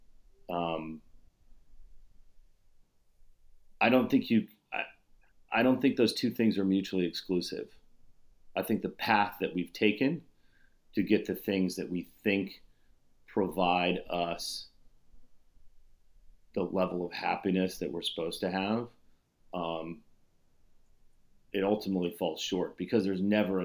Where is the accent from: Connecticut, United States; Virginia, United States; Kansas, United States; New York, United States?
Kansas, United States; moved away as an adult; I grew up in Kansas